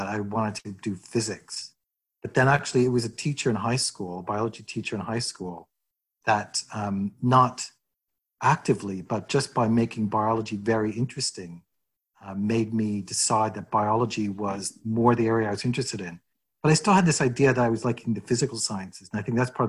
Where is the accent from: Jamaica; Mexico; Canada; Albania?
Canada; Edmonton, Alberta; moved away as an adult; also born or lived in Madison, Wisconsin, United States / Glasgow, Scotland; now in Toronto, Canada; I was born in the US, but my parents emigrated to Edmonton when I was six. And I grew up in Edmonton.